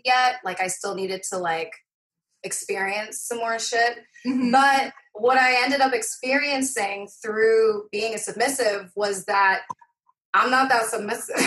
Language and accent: English; Fife, Scotland, United Kingdom; accent: Scottish; moved away; also born or lived in Dunfermline / Inverkeithing / Rosyth; I grew up in Fife, which is an area just north